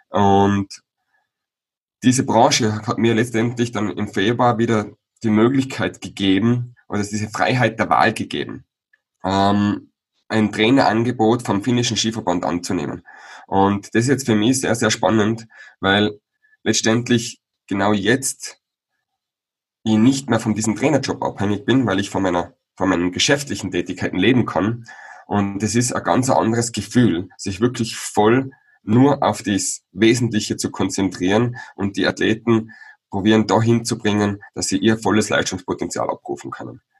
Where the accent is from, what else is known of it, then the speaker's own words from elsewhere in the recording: Tyrol, Austria; Ich bin aufgewachsen im Tiroler Oberland ähm, als Sohn einer Bergbauernfamilie.